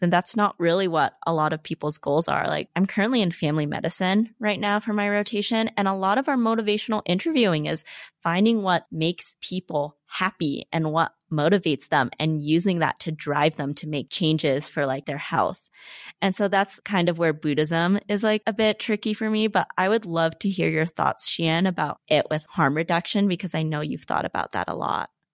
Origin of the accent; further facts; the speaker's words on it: Salt Lake City, Utah, United States; as Asian Americans growing up in Salt Lake City